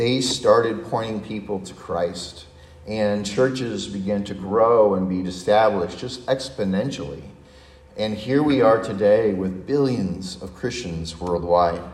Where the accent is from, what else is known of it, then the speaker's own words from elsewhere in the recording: San Diego, California, United States; growing up in my hometown in San Diego, which is a Navy town